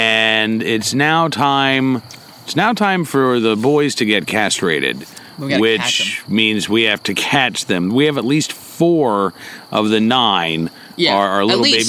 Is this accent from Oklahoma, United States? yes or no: yes; Oklahoma, United States; moved away; because I grew up in Oklahoma